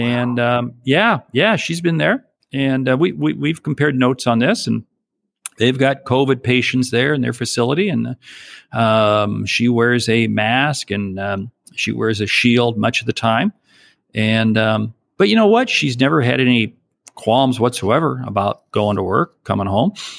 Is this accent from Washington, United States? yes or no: yes; a small town south of Seattle, Washington, United States; moved away; I was from a small town south of Seattle